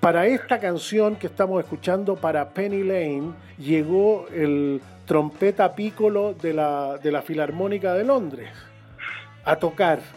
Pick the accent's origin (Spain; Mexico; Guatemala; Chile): Chile; somos chilenos nosotros